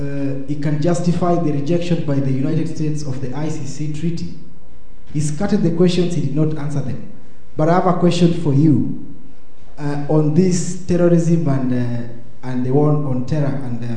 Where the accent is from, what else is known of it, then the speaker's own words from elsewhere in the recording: Kenya; I come from Kenya.